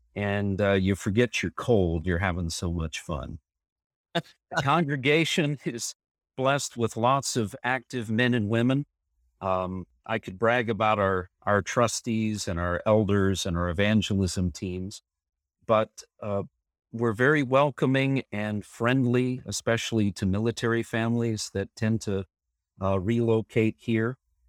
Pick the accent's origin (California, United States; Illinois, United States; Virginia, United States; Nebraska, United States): Nebraska, United States; now in Sheridan, United States; Certainly. I'm originally from Nebraska, as is my wife, Ann.